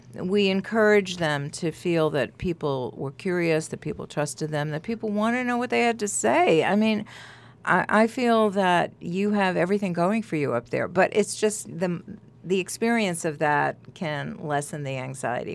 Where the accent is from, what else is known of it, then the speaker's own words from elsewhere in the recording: New York, United States; moved away as an adult; also born or lived in Amherst, Massachusetts; when I first moved here, I was from New York originally, and then I lived in Amherst, Mass